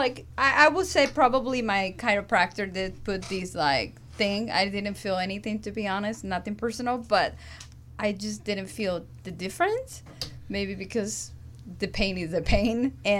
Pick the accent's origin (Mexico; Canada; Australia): Mexico; now in Los Angeles, United States; I grew up in Mexico